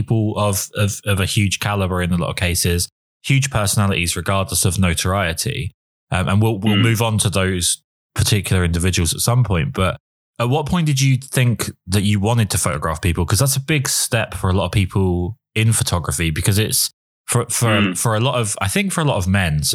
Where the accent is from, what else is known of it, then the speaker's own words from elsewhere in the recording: United Kingdom; I was born just shy of South London.